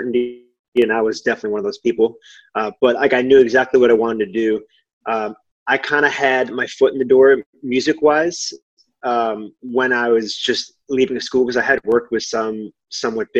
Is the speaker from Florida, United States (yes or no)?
no; Boston, Massachusetts, United States; also born or lived in Long Island, New York; I'm from Boston, Massachusetts